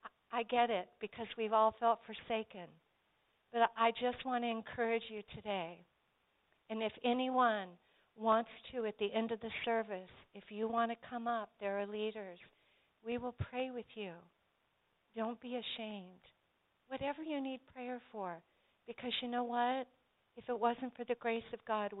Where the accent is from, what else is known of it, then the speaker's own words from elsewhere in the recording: Colorado Springs, Colorado, United States; when I was a little girl growing up in Colorado Springs